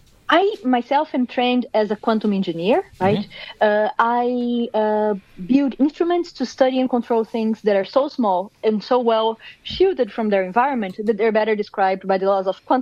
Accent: Brazil; accent: Brazilian; moved away; I'm born and raised in Brazil

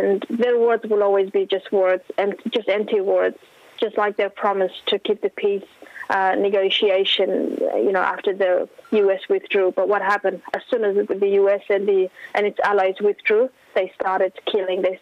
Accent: Afghanistan; now in Australia; People in my hometown, people in my community

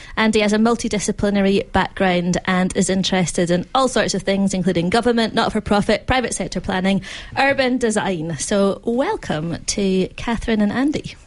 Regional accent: Glasgow, Scotland, United Kingdom; now in Melbourne, Australia; I grew up in apartments in Glasgow

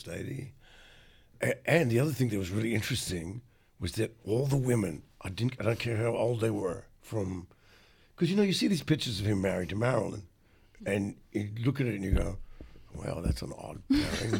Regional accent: Adelaide, South Australia, Australia; moved away; I grew up in Adelaide

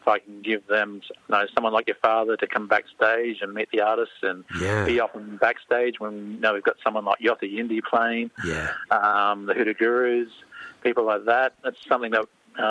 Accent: Murray Island, Torres Strait, Queensland, Australia; moved away; I'm originally from Queensland, from Murray Island in the Torres Straits.

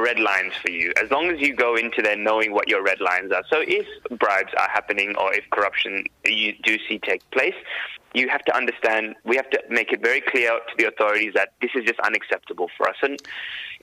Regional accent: Sri Lanka; now in Sydney, Australia; I'm a Tamil. I'm from Sri Lanka, and I really witnessed the horrors that, you know, my people went through

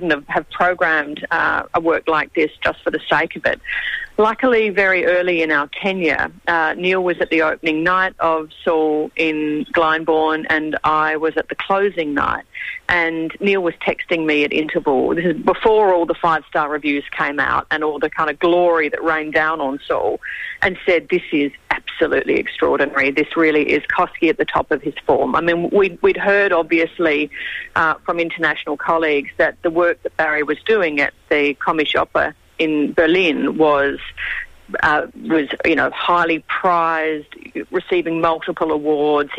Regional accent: Adelaide, South Australia, Australia; moved away as an adult; also born or lived in Sydney; The Adelaide Festival had a huge influence on me growing up in Adelaide

